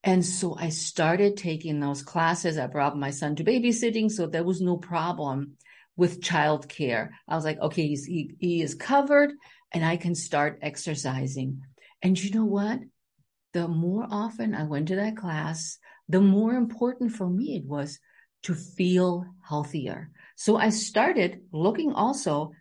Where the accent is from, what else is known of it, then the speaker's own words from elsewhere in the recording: Germany; moved away as an adult; now in Silver Spring, United States; I grew up in Germany